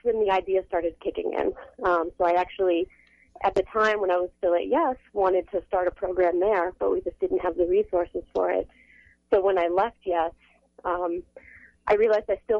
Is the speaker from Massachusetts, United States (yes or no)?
yes; Massachusetts, United States; also born or lived in New Hampshire / Vermont; now in Philadelphia, United States; I grew up in Massachusetts, actually, surrounded by farms